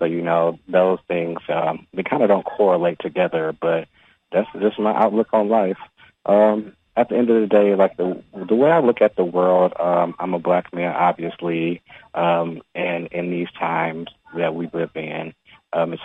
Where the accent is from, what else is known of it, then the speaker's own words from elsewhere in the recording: Detroit, Michigan, United States; also born or lived in Atlanta; I was born and raised in Detroit